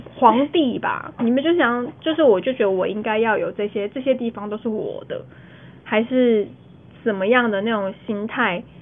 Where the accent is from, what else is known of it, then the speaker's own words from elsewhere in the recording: Taiwan; 我们是台湾人